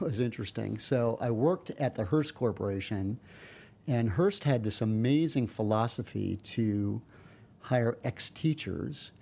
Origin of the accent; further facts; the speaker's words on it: New York, United States; I'm from New York